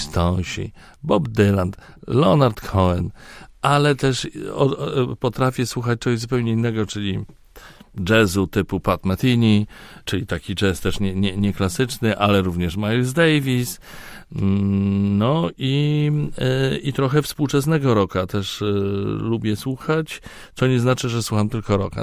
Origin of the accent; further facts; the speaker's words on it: Poland; a z Polski